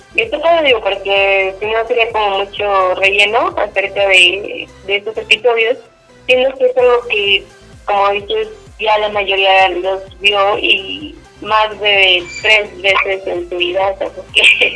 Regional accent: Mexico; uno como mexicano

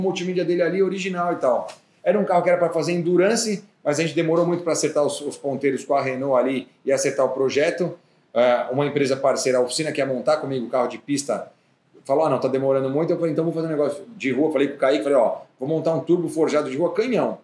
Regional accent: Brazil; por ser brasileiro

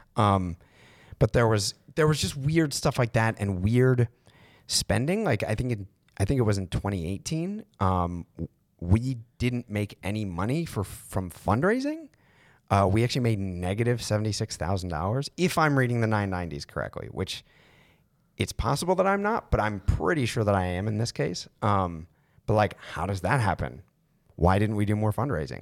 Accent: Maryland, United States; I'm from Maryland

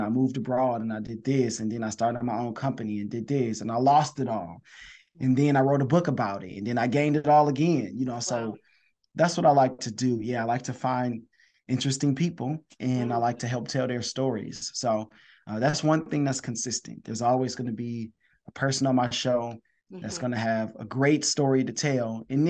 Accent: Detroit, Michigan, United States; I'm from Detroit, Michigan

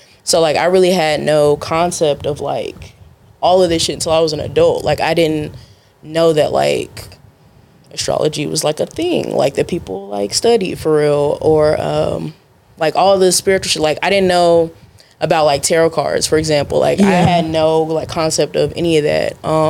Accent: Arlington, United States; I'm originally from Arlington. Okay. So like I'm from the area.

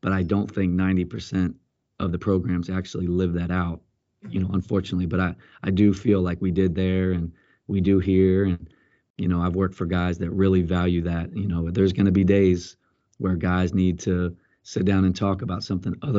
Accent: Colombia; also born or lived in Pennsylvania, United States / Washington, D.C., United States / Atlanta, United States; now in Dallas, United States; I grew up in Colombia, South America

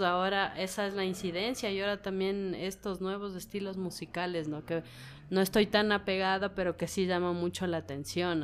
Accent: Ecuador; como ecuatorianos

